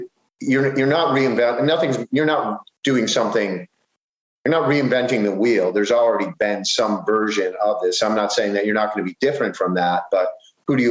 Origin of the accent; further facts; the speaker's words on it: Buffalo, New York, United States; now in Baltimore, United States; I grew up in Buffalo